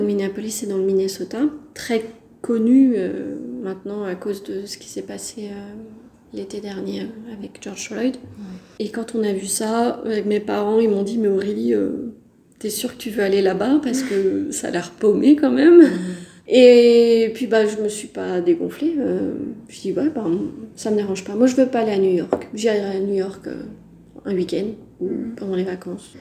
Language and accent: French; Brittany, France; also born or lived in Decorah, Iowa, United States; je suis française, je viens de Bretagne plus précisément